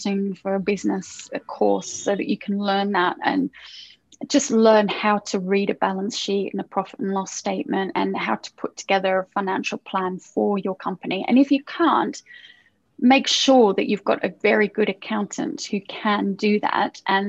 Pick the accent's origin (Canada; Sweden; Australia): Australia; now in London, United Kingdom; I'm from Australia. So I would have to go back to Australia and see all my family